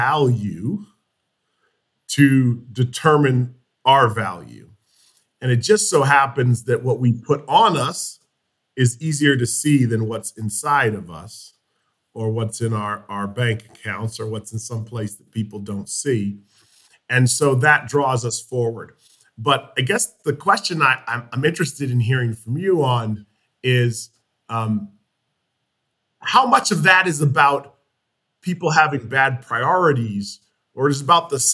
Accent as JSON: {"language": "English", "region": "New England", "country": "United States", "tie": "born or raised there", "said": "I grew up in New England, this place where wealth is subtle"}